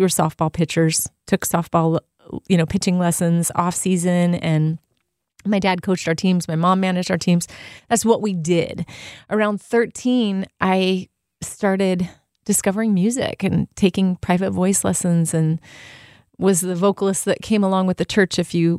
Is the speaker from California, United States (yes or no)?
yes; Artesia, California, United States; Artesia is the city that I grew up in Southern California.